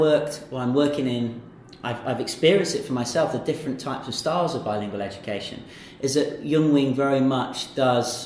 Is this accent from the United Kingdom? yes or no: yes; England, United Kingdom; now in China; I'm from England